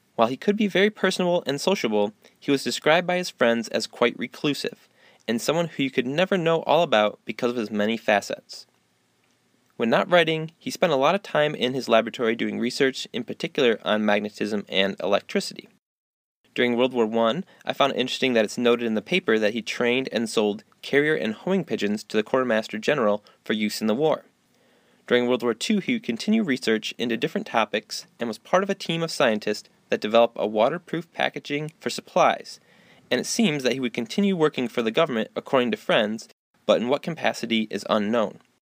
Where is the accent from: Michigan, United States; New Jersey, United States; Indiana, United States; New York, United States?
Michigan, United States; Montague; Growing up in Montague, literally two miles from his Valley of the Pines estate